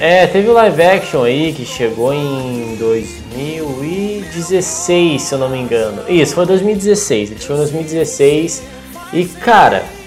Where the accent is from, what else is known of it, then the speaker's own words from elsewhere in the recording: Brazil; a gente é brasileiro